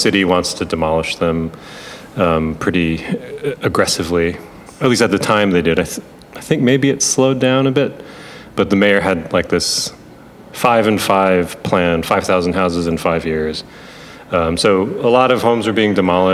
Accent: Buffalo, New York, United States; I'm from Buffalo

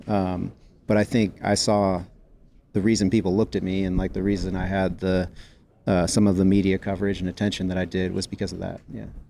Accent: San Jose, California, United States; I grew up in San Jose, California. Uh, I was born at Stanford Hospital

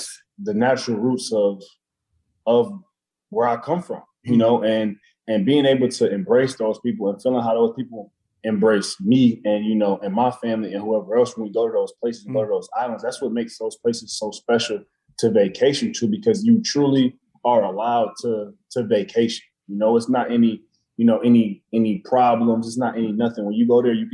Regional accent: Detroit, Michigan, United States; moved away as an adult; also born or lived in Chicago; Growing up in Detroit

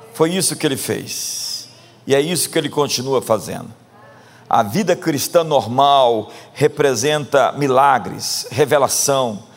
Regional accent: Brazil; nós somos brasileiros

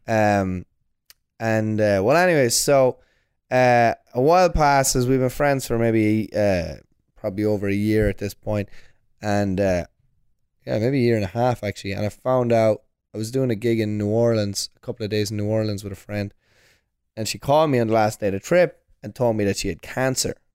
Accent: Longford, Leinster, Ireland; moved away as an adult; also born or lived in Orlando, Florida; now in New York, United States; my hometown of Longford

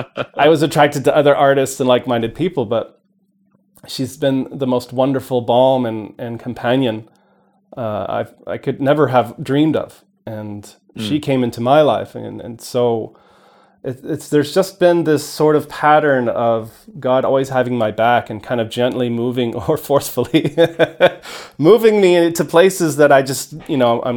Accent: Portugal; I think just the experiences of growing up in Portugal, for example, were just so wonderful.

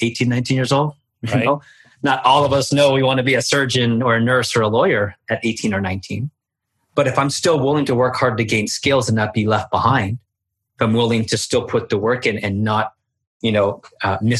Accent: Baltimore, Maryland, United States; moved away as an adult; also born or lived in Washington, D.C. area; now in South Florida, United States; my hometown in Baltimore

